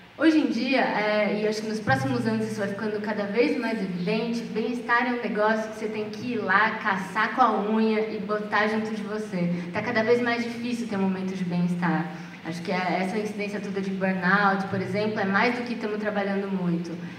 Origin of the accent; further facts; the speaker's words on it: Brazil; A gente, como brasileiro